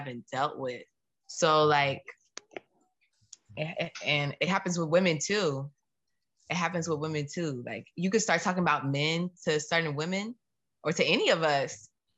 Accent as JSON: {"language": "English", "country": "United States", "said": "I'm American"}